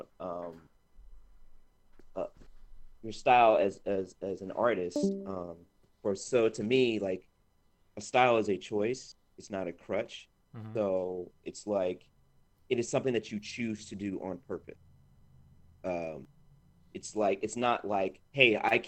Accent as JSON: {"language": "English", "town": "Montgomery", "region": "Alabama", "country": "United States", "tie": "born or raised there", "also_born_or_lived": "Savannah, Georgia", "moved": "as an adult", "said": "I was born in Montgomery, Alabama."}